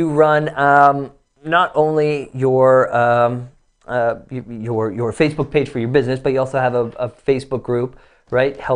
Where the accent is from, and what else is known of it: Toronto, Ontario, Canada; born or raised there